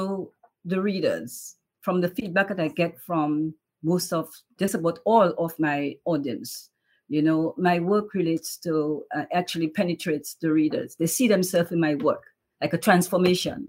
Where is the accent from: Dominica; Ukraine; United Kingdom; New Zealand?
Dominica; now in New York, United States; I am from Dominica, West Indies. Grew up in Dominica all through childhood, and then I came to the United States